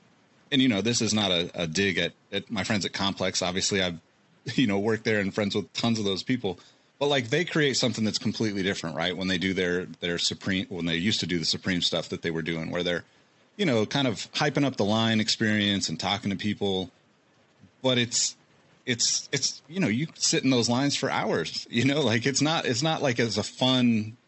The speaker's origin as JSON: {"language": "English", "town": "Sacramento", "region": "California", "country": "United States", "also_born_or_lived": "Oregon / Colorado", "said": "I'm from Sacramento originally and I've lived in California most of my life, but you know, my parents got divorced. We moved around a lot. So like I lived in Oregon and various cities. I lived in Colorado."}